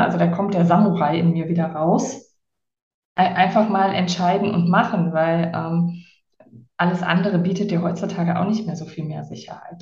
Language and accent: German; near Heinsberg, westernmost point of Germany, North Rhine-Westphalia, Germany; moved away as an adult; also born or lived in Cologne; now in Palma de Mallorca, Spain; Ich bin äh, aufgewachsen am westlichsten Punkt Deutschlands bei der holländischen Grenze in einem sehr kleinen Dorf ähm, also bei Heinsberg.